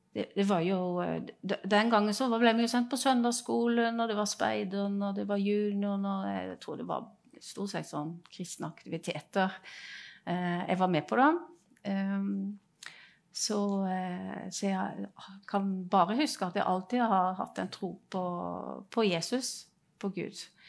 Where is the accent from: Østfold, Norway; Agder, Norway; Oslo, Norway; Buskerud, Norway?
Agder, Norway; Grimstad; Ja, jeg kommer fra Grimstad. Eh, jeg vokste opp eh, i Grimstad